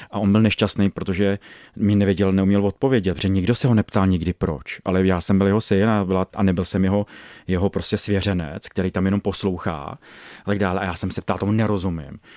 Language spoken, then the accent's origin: Czech; Ostrov nad Ohří, Karlovy Vary Region, Czechia; V Ostrově nad Ohří.